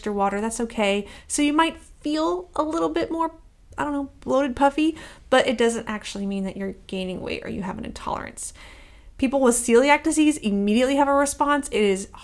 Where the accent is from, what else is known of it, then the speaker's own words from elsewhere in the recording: Midwest, United States; I'm from the Midwest